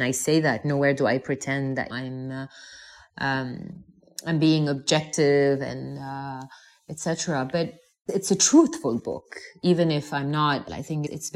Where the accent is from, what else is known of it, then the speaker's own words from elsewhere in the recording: Lebanon; moved away as an adult; having been born and raised in the Middle East